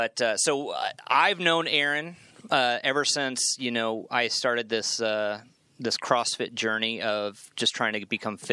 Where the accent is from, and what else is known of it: Manhattan, Kansas, United States; born or raised there